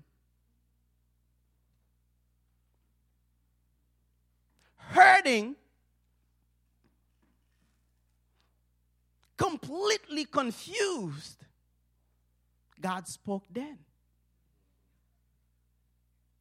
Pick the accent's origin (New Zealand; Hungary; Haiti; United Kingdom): Haiti; English is a second language; now in United States; I'm from Haiti